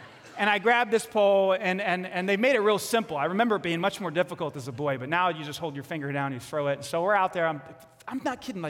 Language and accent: English; New York City, New York, United States; I grew up in Staten Island, New York.